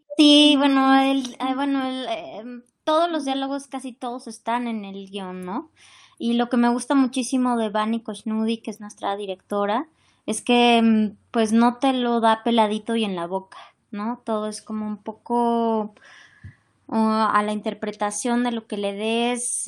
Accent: Mexico; como mexicanos pues sí, vivimos la migración

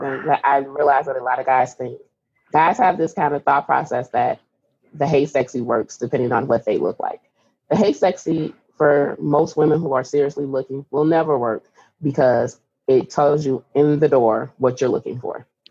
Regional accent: Chicago, Illinois, United States; I'm from Chicago

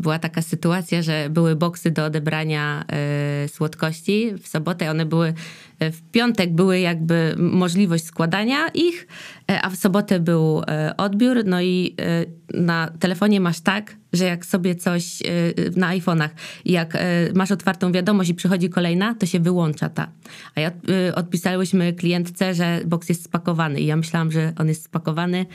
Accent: Dębica, Subcarpathian Voivodeship, Poland; now in Silesia, Poland; ja w ogóle jestem z Dębicy, że stamtąd pochodzę

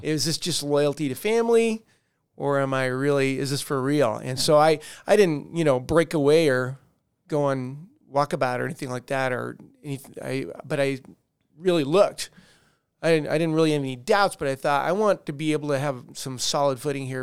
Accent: Colorado Springs, Colorado, United States; also born or lived in Denver / North Carolina / Alabama; we moved to Colorado Springs, and I mainly grew up there

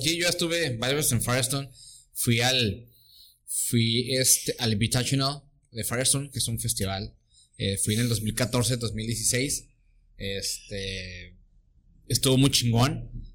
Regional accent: Mexico; Venimos de México

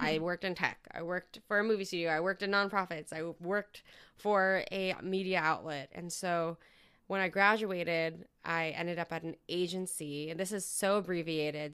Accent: Southern California, United States; now in New York City, United States; currently based out of New York City, but I'm originally from Southern California

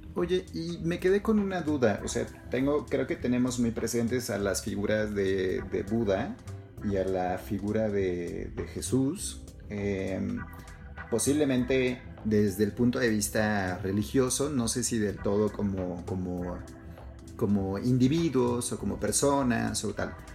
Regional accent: Mexico; Nosotros nacimos en México, nos criamos en México, vivimos en México

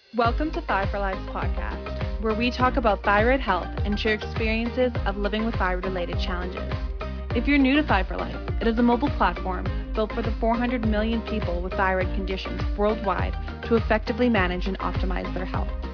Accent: Calgary, Alberta, Canada; I'm from Calgary

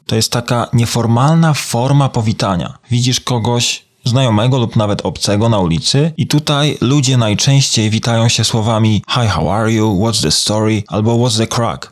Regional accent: Poland; moved away as an adult; now in Ireland; w obliczu prawie dziewięcioletniego pobytu na emigracji jestem już bardziej irlandzki, czy wciąż jeszcze bardziej polski

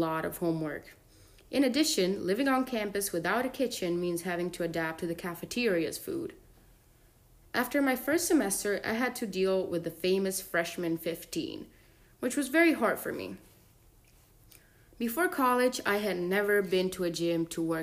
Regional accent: Florence, Tuscany, Italy; moved away as an adult; I was born and raised in Florence, Italy

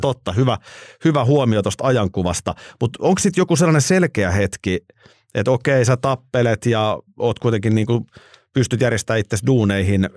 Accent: Nurmijärvi, Uusimaa, Finland; mä oon Nurmijärveltä ja vilkas poika

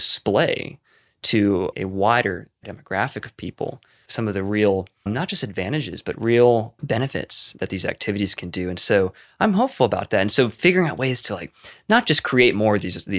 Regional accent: the South, United States; I come from a place of real privilege, particularly growing up in the South

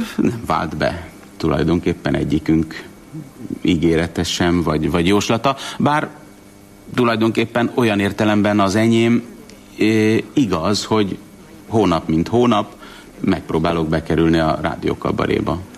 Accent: Budapest, Hungary; also born or lived in Debrecen; Én Pesten születtem

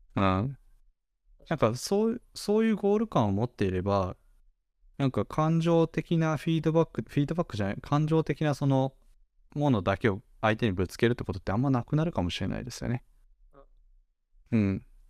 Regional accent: Japan; born or raised there

